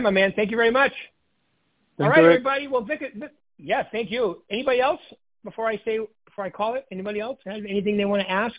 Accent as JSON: {"language": "English", "region": "Northeast", "country": "United States", "said": "I come from the Northeast where it gets green, like green, right?"}